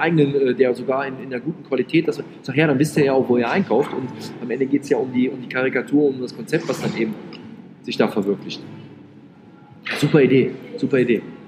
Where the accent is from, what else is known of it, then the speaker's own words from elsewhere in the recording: Rhineland, Germany; ich bin ja Rheinländer